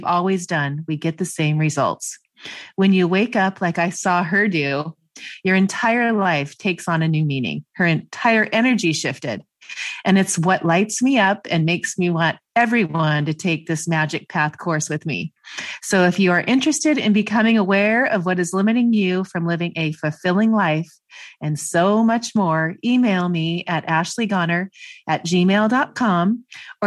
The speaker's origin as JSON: {"language": "English", "town": "Gig Harbor", "region": "Washington", "country": "United States", "tie": "born or raised there", "said": "coming from my hometown of, well, Gig Harbor, but Seattle"}